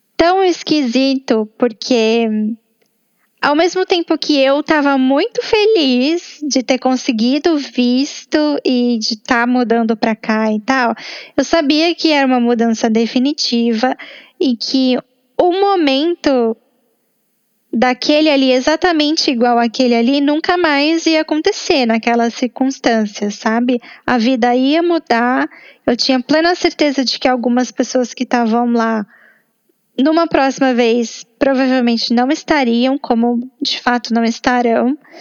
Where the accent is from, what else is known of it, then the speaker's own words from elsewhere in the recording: São Paulo, Brazil; moved away as an adult; na minha cidade natal, depois de um ano fora